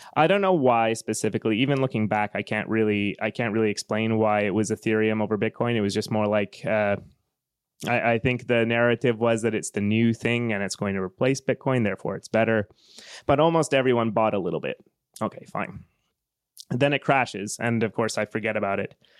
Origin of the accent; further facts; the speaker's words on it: Western Canada, Canada; moved away as an adult; now in Finland; I'm from Western Canada, the, the part of Canada where, uh, most of the economy is based on oil and gas.